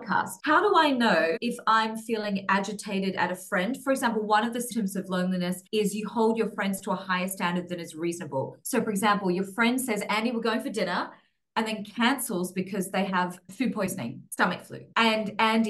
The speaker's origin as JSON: {"language": "English", "country": "Australia", "tie": "born or raised there", "moved": "yes", "lives_now": "Singapore", "said": "where I grew up in Australia was very suburban"}